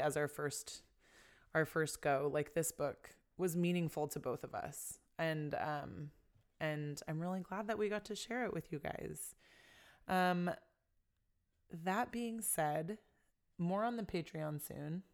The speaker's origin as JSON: {"language": "English", "country": "United States", "said": "as a Filipino American"}